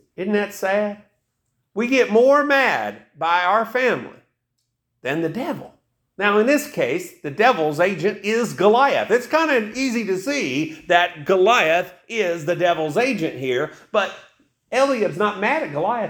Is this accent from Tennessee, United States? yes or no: yes; East Tennessee, United States; I grew up in East Tennessee